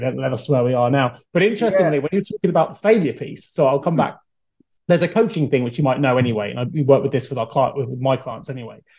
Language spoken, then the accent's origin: English; Salisbury, South West England, United Kingdom; there's a Bishop's Grammar School where I grew up in Salisbury